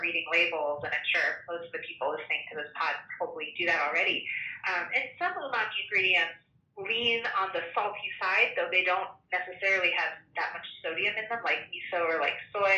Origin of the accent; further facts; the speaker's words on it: Chicago, Illinois, United States; I grew up in Chicago